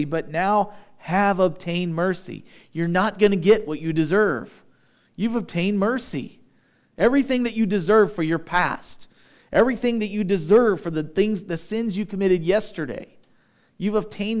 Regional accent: United States; I'm an American, but I'm a Christian first

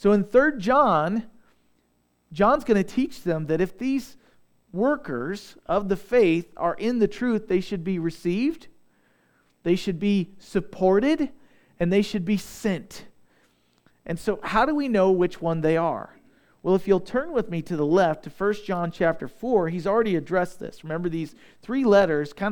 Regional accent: Southeast Missouri, United States; I'm from Southeast Missouri

